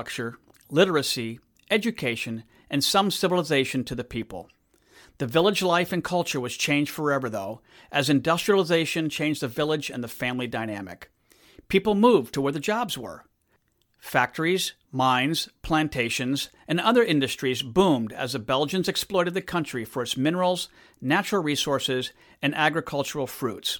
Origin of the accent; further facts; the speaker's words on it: DR Congo; growing up in the Congo in Central Africa